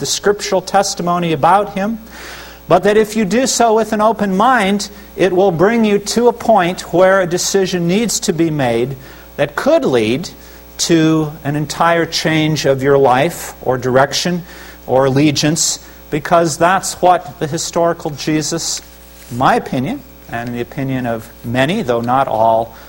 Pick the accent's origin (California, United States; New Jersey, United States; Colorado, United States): Colorado, United States; Littleton; I come from Littleton, Colorado